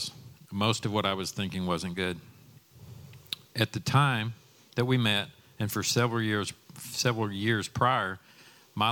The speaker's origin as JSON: {"language": "English", "town": "Dallas", "region": "Texas", "country": "United States", "tie": "born or raised there", "said": "I grew up in Dallas in a home where we knew that we were loved"}